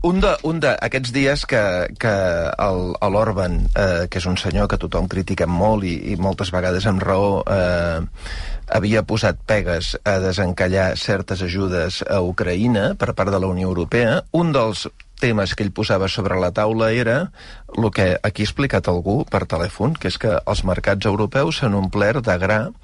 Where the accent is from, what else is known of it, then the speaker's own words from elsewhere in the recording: Mataró, Catalonia, Spain; soc de Mataró